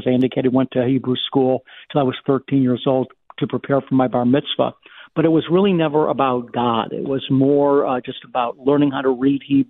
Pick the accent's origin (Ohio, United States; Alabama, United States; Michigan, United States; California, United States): Ohio, United States; Beachwood; also born or lived in Cleveland, Ohio / Pepper Pike, Ohio; I was born in Cleveland, Ohio in 1958 and grew up in a very, very Jewish community. It was actually called Beechwood, Ohio. It's a suburb of Cleveland